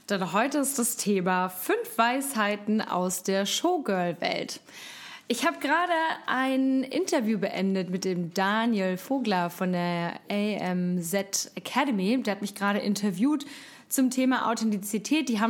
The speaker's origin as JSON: {"language": "German", "region": "Hamburg", "country": "Germany", "said": "Jetzt komme ich auch noch aus Hamburg, bin eine waschechte Hamburger Dern"}